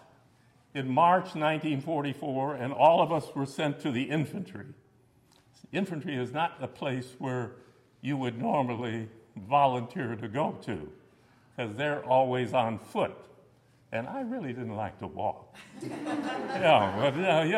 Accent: Los Angeles, California, United States; I was born here in Los Angeles.

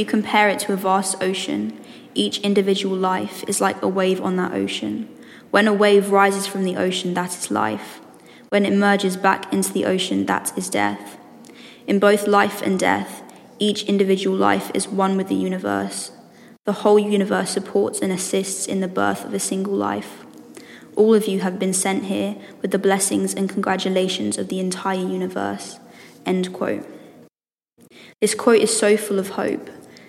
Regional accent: Letchworth, East of England, United Kingdom; I'm from Letchworth, and I'm doing my A-levels in sixth form.

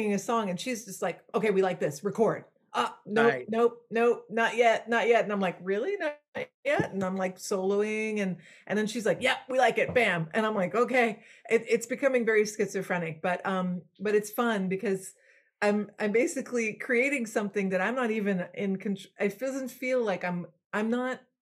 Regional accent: Belgium; first language French; English is a second language; moved away; I was born in Belgium. My first language was French

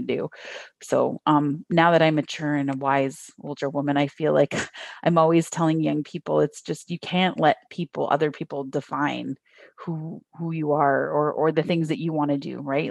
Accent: Niagara region, Ontario, Canada; also born or lived in Thunder Bay / Toronto; I grew up in the Niagara region, so we're, like, you know, across the lake from the, the, everyone knows Toronto

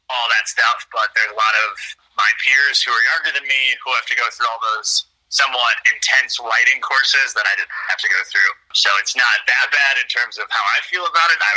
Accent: Oglesby, Illinois, United States; I'm an Illinois Valley native, born and raised in Oglesby, went to LP. Family still lives here

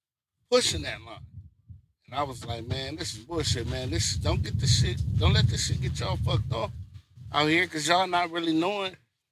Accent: Compton, California, United States; also born or lived in Reno, Nevada; I'm from Compton

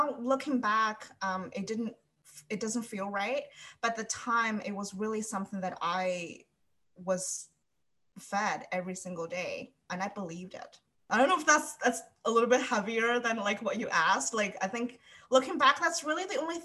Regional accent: Jinan, Shandong, China; now in Halifax, Canada; I grew up in Jinan.

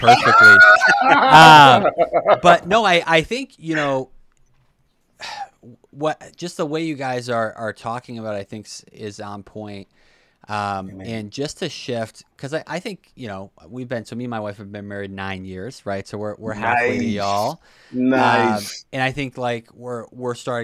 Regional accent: Brockton, Massachusetts, United States; I'm from Brockton

